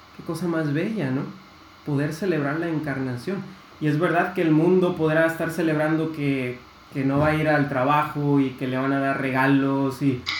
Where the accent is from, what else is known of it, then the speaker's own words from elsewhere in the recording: Monterrey, Nuevo León, Mexico; also born or lived in United States; soy regio, aquí nací y aquí he estado toda mi vida